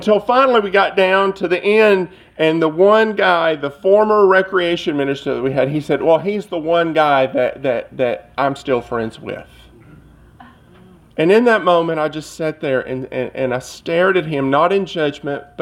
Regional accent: Cleveland, Tennessee, United States; moved away; my hometown, or near my hometown of Cleveland, Tennessee

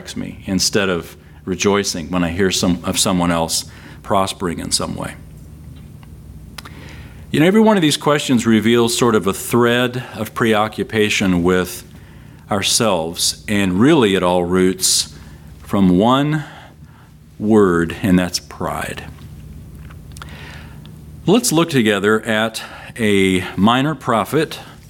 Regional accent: San Antonio, Texas, United States; Here in Texas, we've got a few of those critters. And I grew up in San Antonio

